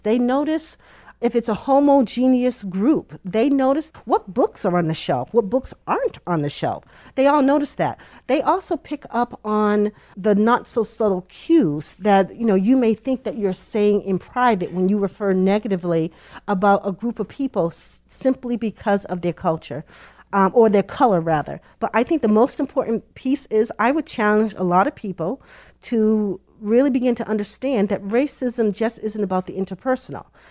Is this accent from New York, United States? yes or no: no; Boston, Massachusetts, United States; Born in Boston, raised in Boston, met my husband in Boston, went to Boston College. I am truly a Bostonian.